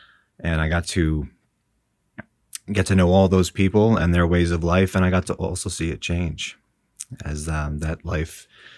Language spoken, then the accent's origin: English; New York, United States; There was a thriving farming community, and Baymen were all about on the waters, digging clams, grabbing oysters.